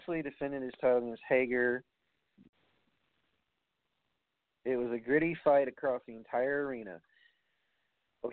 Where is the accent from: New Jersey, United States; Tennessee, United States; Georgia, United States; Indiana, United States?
New Jersey, United States; accent: Jersey; my Jersey and accent's coming out